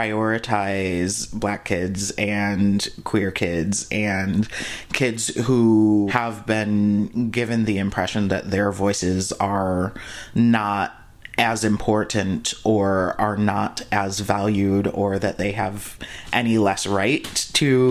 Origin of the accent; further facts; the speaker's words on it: Flint, Michigan, United States; moved away as an adult; now in Seattle, United States; I'm from Flint, Michigan, which is a predominantly Black city